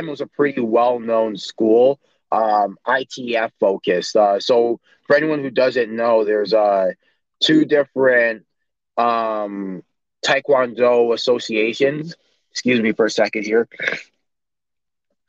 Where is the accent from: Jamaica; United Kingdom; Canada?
Canada; Toronto, Ontario; also born or lived in Vaughan, Ontario; So I grew up in Toronto, and then I moved to Vaughan, which is just an area just above Toronto, in the York region.